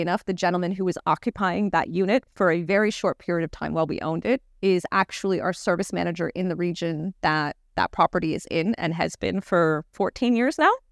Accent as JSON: {"language": "English", "town": "Toronto", "region": "Ontario", "country": "Canada", "tie": "born or raised there", "said": "I grew up in Toronto"}